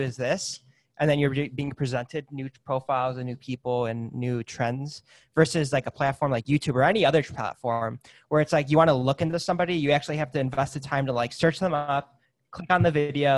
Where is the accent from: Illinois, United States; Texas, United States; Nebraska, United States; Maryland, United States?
Illinois, United States; Chicago; moved away; I was originally from Chicago before I moved out here